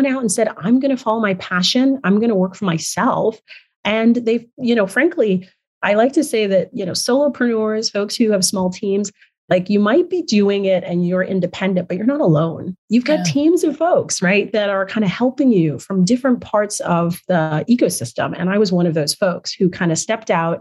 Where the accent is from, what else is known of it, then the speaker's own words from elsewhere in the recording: Nigeria; moved away; I'm originally from Nigeria